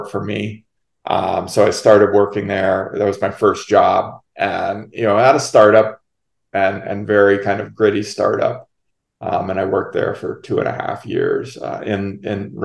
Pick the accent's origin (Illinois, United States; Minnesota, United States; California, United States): Minnesota, United States; moved away as an adult; also born or lived in New Hampshire; I moved to Minnesota when I was about 9 and a half and lived there through graduation of high school.